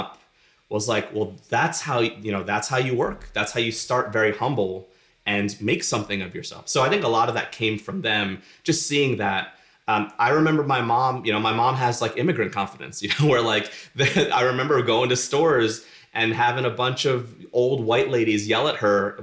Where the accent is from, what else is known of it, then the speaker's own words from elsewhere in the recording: Philadelphia, Pennsylvania, United States; I grew up in North Philly